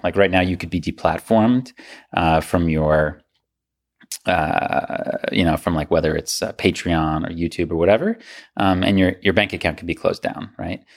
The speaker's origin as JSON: {"language": "English", "country": "United States", "said": "as an American"}